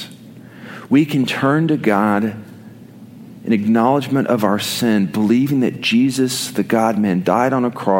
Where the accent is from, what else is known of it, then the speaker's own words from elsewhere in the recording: Oklahoma, United States; I did not grow up in Texas. I grew up in Oklahoma